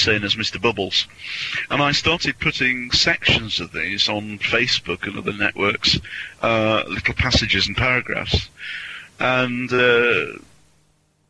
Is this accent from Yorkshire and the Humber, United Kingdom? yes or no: yes; Yorkshire and the Humber, United Kingdom; I was brought up in Yorkshire, and I was brought up in small Yorkshire villages